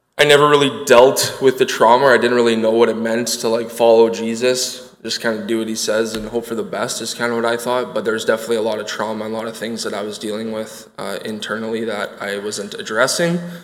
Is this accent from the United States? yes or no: no; Winnipeg, Manitoba, Canada; I grew up in Winnipeg, Manitoba